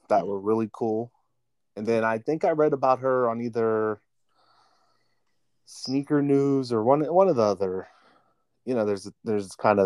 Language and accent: English; United States; born or raised there; now in Pittsburgh, United States